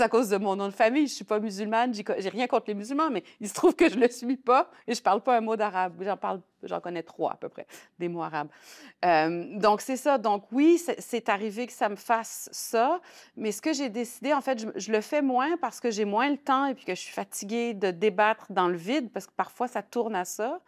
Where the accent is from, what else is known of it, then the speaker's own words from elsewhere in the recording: Saguenay, Quebec, Canada; moved away as an adult; also born or lived in La Baie / Lyon, France; now in Montreal, Canada; Je suis née au Saguenay en 72 père Tunisien, mère saguenayenne, mais on a été élevés, ma sœur et moi, vraiment